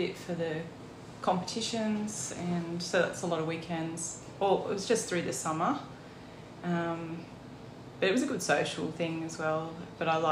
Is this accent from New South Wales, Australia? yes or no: yes; Muswellbrook, New South Wales, Australia; also born or lived in Penrith, New South Wales; I lived there till I was five. And then we moved to Musselbrook. Obviously with my family. And so I did all my schooling in Musselbrook